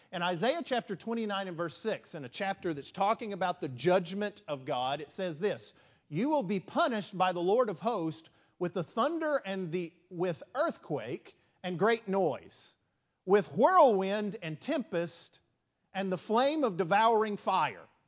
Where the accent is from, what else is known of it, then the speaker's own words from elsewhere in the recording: West Texas, United States; growing up in West Texas, small country congregation